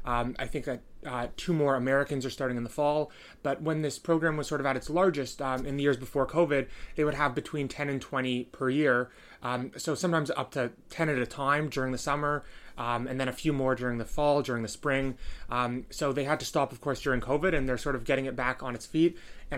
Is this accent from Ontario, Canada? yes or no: yes; Toronto, Ontario, Canada; I'm a student from Toronto. I'm at the University of Toronto